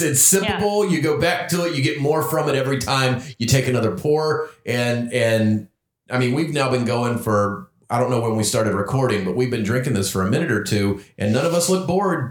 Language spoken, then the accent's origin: English; North Carolina, United States; I grew up in North Carolina